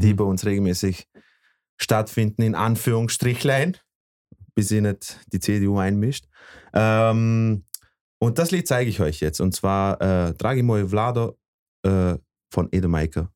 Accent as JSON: {"language": "German", "country": "Bosnia & Herzegovina", "also_born_or_lived": "Vorarlberg", "moved": "yes", "lives_now": "Austria", "said": "aus meinem Heimatland"}